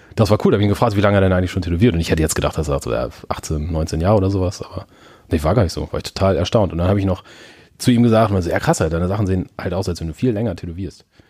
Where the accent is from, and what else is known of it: Germany; moved away